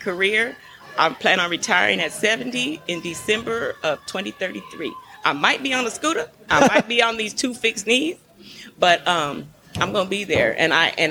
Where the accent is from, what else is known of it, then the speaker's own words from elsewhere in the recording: San Antonio, Texas, United States; I was born and raised in San Antonio, so I grew up with military folks